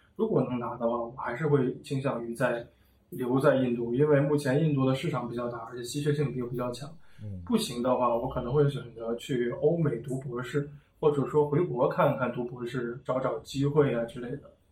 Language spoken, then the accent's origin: Chinese; China; moved away as an adult; now in India; 我应该是中国人